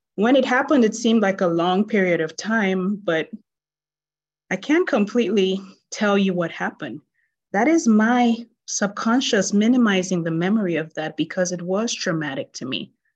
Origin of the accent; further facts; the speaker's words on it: Nigeria; I grew up in Nigeria